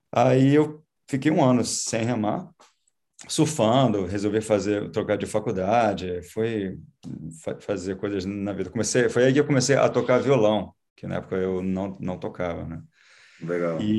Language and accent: Portuguese; Rio de Janeiro, Brazil; born or raised there; also born or lived in Florida, United States; now in United States